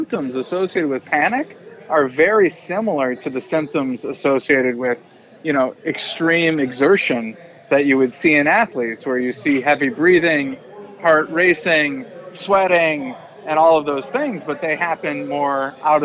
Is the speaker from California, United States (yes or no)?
no; Minnesota, United States; moved away; I'm from Minnesota.